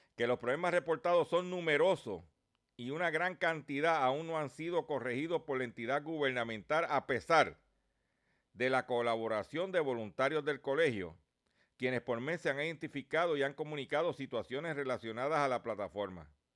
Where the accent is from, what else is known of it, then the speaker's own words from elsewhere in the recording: Lares, Puerto Rico; mi pueblo de Lares